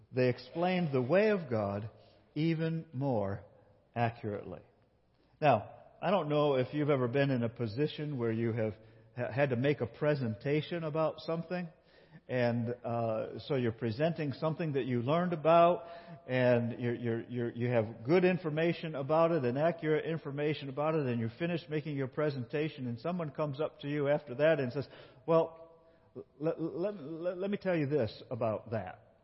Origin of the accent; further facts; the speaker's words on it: Binghamton, New York, United States; I grew up in Binghamton, New York